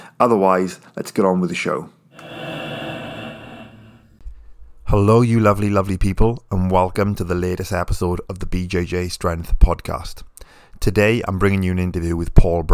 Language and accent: English; United Kingdom; I'm British